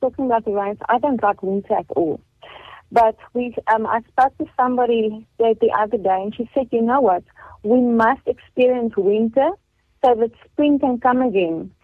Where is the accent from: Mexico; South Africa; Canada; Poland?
South Africa; Carletonville, Gauteng; I've been born and bred in Carltonville